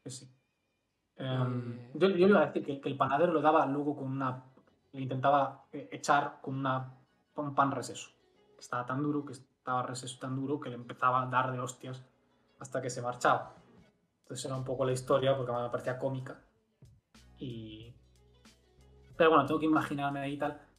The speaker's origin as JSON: {"language": "Spanish", "region": "Galicia", "country": "Spain", "accent": "Galician", "said": "porque a mí la gente me dice que no tengo mucho acento gallego."}